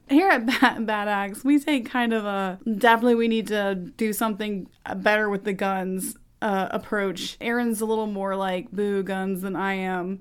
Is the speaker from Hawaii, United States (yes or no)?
no; Texas, United States; also born or lived in Beaumont, Texas; as a Texan